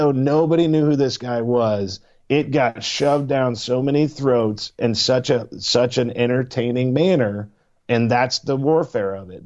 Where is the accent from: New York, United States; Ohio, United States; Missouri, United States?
Missouri, United States; I am from Missouri. I live in the Show Me State.